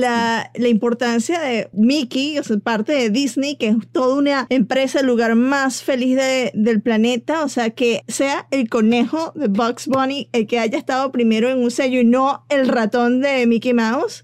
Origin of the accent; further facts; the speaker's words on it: Venezuela; moved away; como decimos en Venezuela